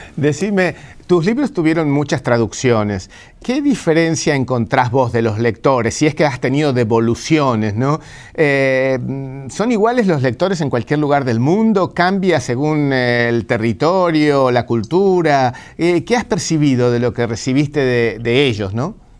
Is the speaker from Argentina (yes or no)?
yes; Argentina; los argentinos dicen que somos italianos que hablamos en español